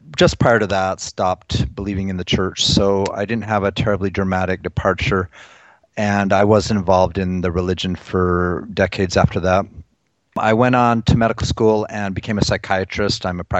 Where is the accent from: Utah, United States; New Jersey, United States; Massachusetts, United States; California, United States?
Utah, United States; moved away as an adult; now in Minnesota, United States; I am from Utah. I'm a Mormon, the typical, you know, multi-generation Mormon, and from a very zealous family, extremely zealous.